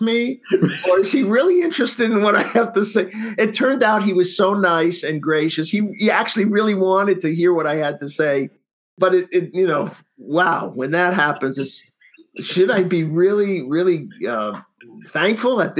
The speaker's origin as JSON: {"language": "English", "town": "Bellmore", "region": "New York", "country": "United States", "tie": "born or raised there", "said": "I grew up on Long Island, New York"}